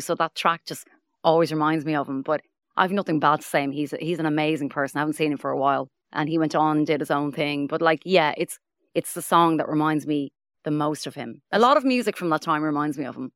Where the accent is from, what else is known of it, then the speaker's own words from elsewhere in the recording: Dublin, Leinster, Ireland; I'm from Finglas